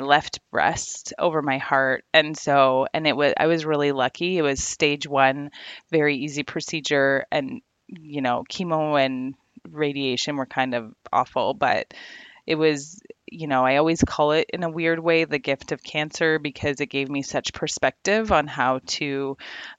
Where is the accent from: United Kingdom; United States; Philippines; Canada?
Canada; Ontario; I'm from Ontario, Canada. I'm in education over here